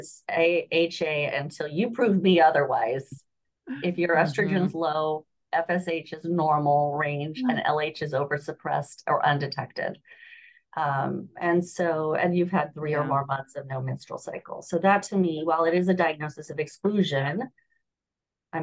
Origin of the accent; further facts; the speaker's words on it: Southern California, United States; moved away as an adult; also born or lived in Los Angeles; now in Florida, United States; I grew up in Southern California